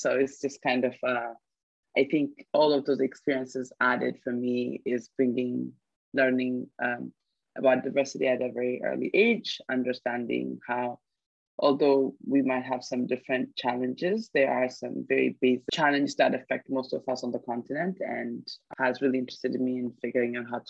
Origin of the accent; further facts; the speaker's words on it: Ethiopia; moved away as an adult; also born or lived in United States; And I now live back in Ethiopia. I live in Addis Ababa.